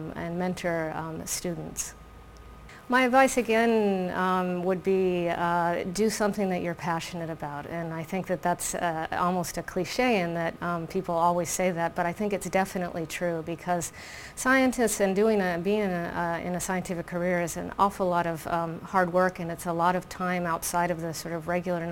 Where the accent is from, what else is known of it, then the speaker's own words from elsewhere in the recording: Florida, United States; moved away as an adult; also born or lived in Oregon, United States / Stanford, California, United States; now in Buenos Aires, Argentina; we, as children, we grew up in Florida, in the state of Florida in the U.S.